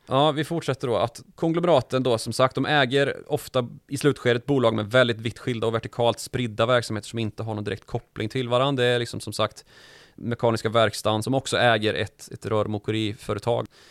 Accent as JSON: {"language": "Swedish", "town": "Karlstad", "region": "Värmland", "country": "Sweden", "tie": "born or raised there", "said": "när jag var liten i Karlstad"}